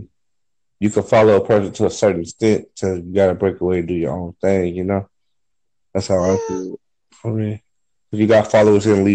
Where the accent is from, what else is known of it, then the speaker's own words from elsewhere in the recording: San Bernardino, California, United States; now in Arizona, United States; I'm from San Bernardino, California, but I reside in Arizona